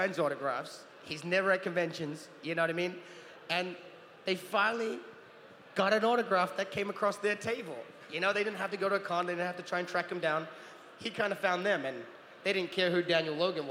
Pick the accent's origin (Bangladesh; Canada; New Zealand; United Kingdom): New Zealand; also born or lived in Utah; now in California, United States; I grew up in New Zealand